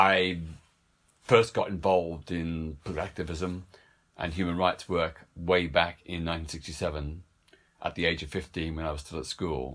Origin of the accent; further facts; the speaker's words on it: Melbourne, Victoria, Australia; in my hometown of Melbourne, Australia